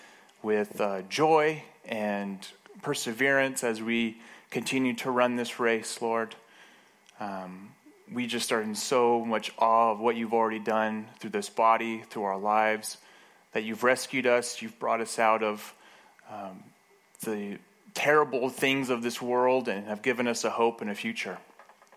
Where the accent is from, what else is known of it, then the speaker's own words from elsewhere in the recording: Moab, Utah, United States; I grew up in Moab